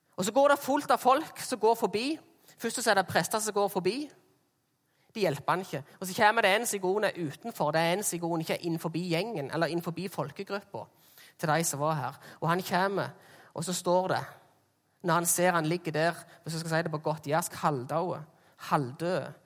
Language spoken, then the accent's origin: Norwegian; Jæren, Rogaland, Norway; jeg er fra Jæren